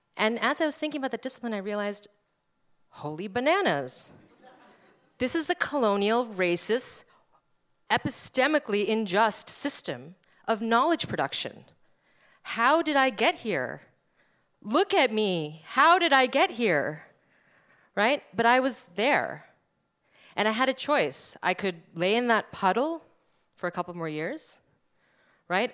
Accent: New Jersey, United States; I was born in America. I was brought up in America. I'm from New Jersey

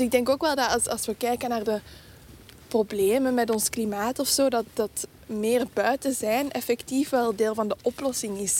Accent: Halle, Flanders, Belgium; Ik ben eigenlijk van Halle

